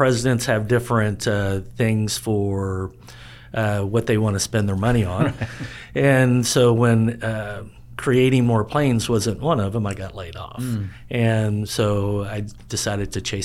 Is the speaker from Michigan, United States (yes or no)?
no; Grand Prairie, Texas, United States; now in Cedar Creek Lake, United States; I grew up in Grand Prairie